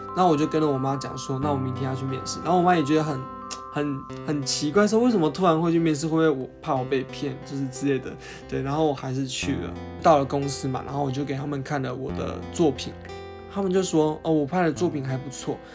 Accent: Hsinchu, Taiwan; 我人是在新竹的，因为我是新竹人嘛

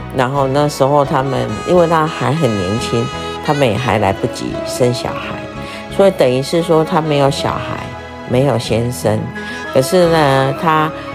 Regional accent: Taiwan; 我们台湾人

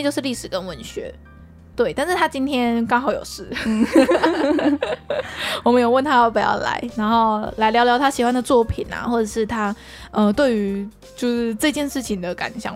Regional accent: Taiwan; 我们台湾人

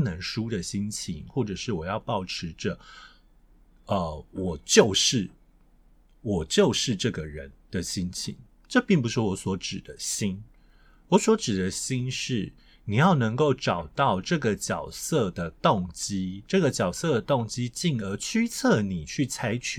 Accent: Taiwan; 我身为一个外省人。我的声音天生就有着比别人好一点的，我的中文是自然而然的，我完全没有雕过任何语音。

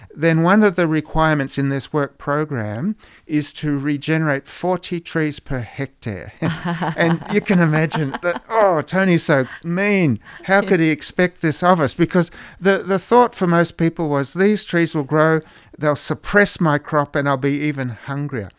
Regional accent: Australia; moved away; Growing up in Australia

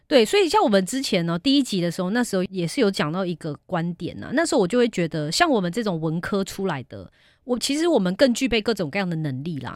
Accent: Malaysia; now in Taiwan; 我本人是马来西亚出生

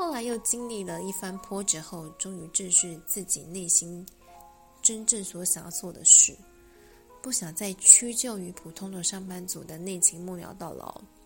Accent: Taipei, Taiwan; 我在台北长大

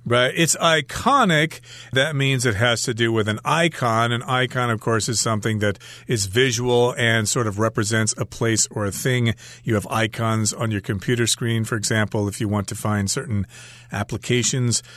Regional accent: United States; moved away; We're actually going back to my home country

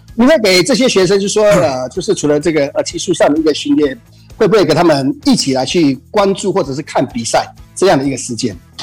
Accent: Taichung, Taiwan; 我们台中这边，呃，最有名的一个，呃，夜市大概就是一中三圈

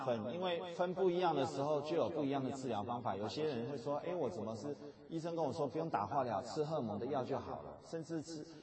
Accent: Taiwan; 我们讲台语

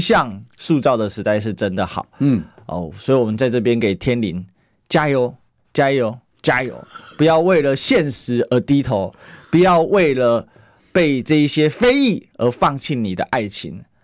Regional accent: Kaohsiung, Taiwan; 我高雄人

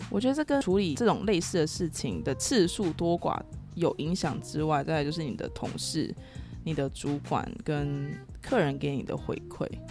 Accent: Taiwan; 我是土生土长的台湾人

